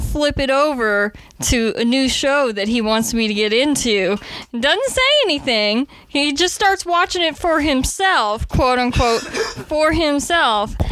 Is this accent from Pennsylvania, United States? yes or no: no; Nebraska, United States; moved away; the Red Green Show was aired on our PBS station back in my hometown, Nebraska